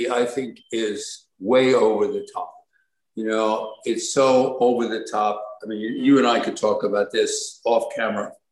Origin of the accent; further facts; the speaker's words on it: Brooklyn, New York, United States; I'm from Brooklyn. I'm from Brooklyn.